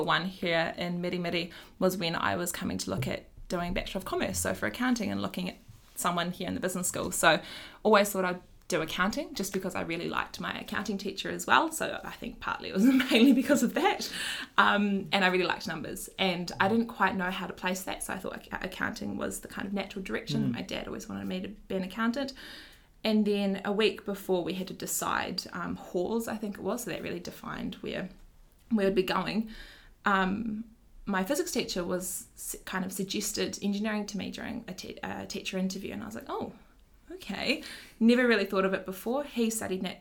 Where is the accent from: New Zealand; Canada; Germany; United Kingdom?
New Zealand; Ashburton, Canterbury; moved away as an adult; also born or lived in Vietnam / Tauranga; now in Christchurch, New Zealand; I grew up in Hakatiri, Ashburton, so an hour down the road. Went to Ashburton High School there, Ashburton College there, then came here to Ōtautahi to study